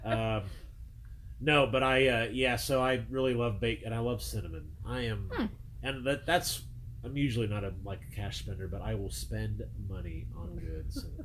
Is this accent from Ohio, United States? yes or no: yes; Ohio, United States; moved away as an adult; I, I moved down ten years ago from Ohio